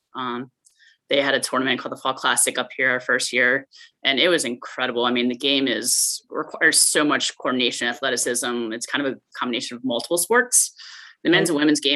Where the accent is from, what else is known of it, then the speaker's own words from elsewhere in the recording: Baltimore, Maryland, United States; I grew up in Baltimore, Maryland